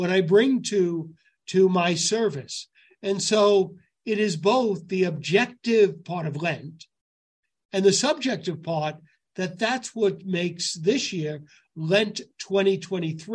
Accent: New York City, New York, United States; I grew up Gun Hill Road

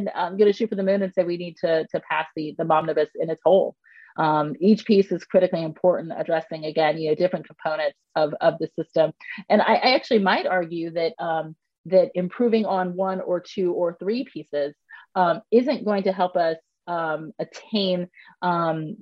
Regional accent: United States

